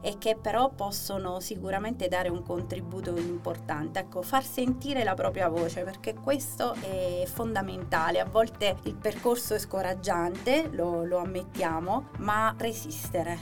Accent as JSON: {"language": "Italian", "town": "Chieti", "region": "Abruzzo", "country": "Italy", "tie": "born or raised there", "lives_now": "Bucchianico, Italy", "said": "io sono originaria di Chieti, vivo a Bucchianico"}